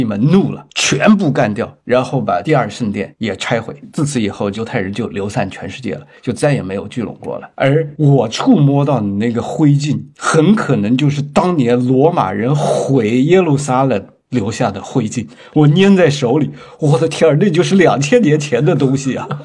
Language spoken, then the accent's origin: Chinese; China; 我们中国人的诗经